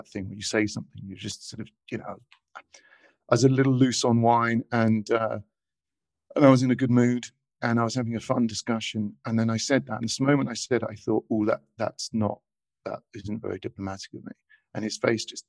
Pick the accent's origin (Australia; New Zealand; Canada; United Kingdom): United Kingdom; England; now in Buenos Aires, Argentina; they find out I'm English